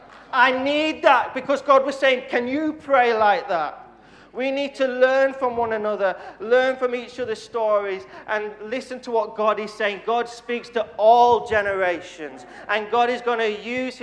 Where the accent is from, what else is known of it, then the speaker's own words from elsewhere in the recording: Dewsbury, Yorkshire and the Humber, United Kingdom; I was brought up in Dewsbury Elim Church for 18 years